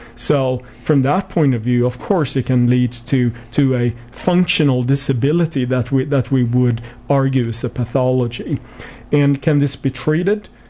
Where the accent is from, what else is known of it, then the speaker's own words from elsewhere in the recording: Sweden; moved away; I was born and raised in Sweden, hence my somewhat strange accent.